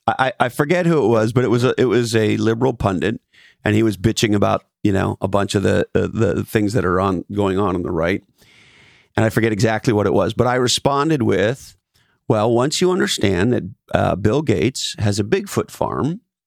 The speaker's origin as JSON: {"language": "English", "country": "Canada", "said": "I mean, I'm from Canada, for fuck's sakes."}